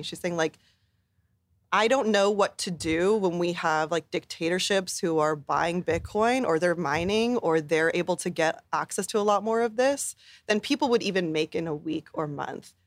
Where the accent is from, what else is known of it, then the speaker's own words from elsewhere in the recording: Bay Area, California, United States; growing up in the Bay Area